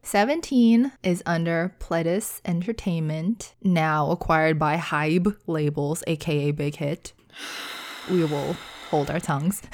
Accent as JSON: {"language": "English", "country": "United States", "said": "as an American"}